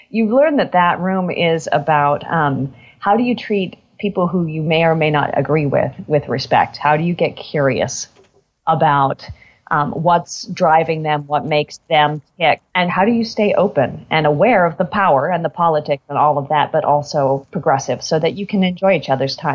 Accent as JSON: {"language": "English", "town": "Portland", "region": "Oregon", "country": "United States", "tie": "born or raised there", "also_born_or_lived": "Eugene", "said": "So I was born in Eugene, Oregon"}